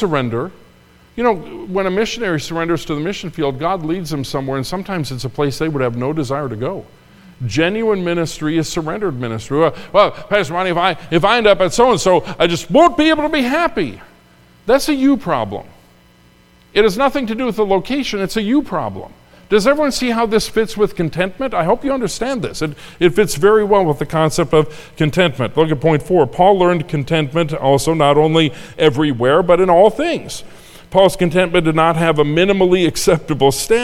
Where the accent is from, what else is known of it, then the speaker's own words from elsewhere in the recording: Minnesota, United States; now in Indiana, United States; I grew up in Minnesota with a young evangelist, Dwight Smith